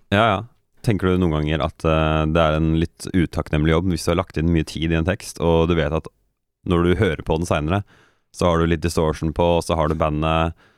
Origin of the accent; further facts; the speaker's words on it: Norway; som nordmann